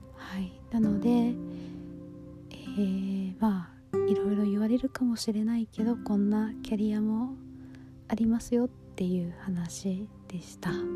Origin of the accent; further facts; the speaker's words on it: United States; also born or lived in Japan; アメリカで育っ